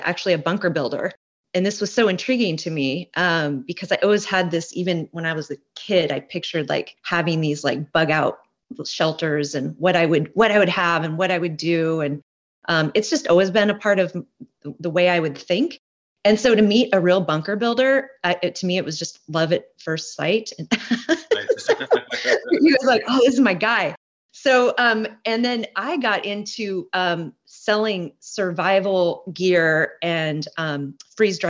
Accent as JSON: {"language": "English", "town": "Portland", "region": "Oregon", "country": "United States", "tie": "born or raised there", "also_born_or_lived": "Hawaii", "moved": "as an adult", "lives_now": "Olympia, United States", "said": "I grew up in Portland, Oregon area"}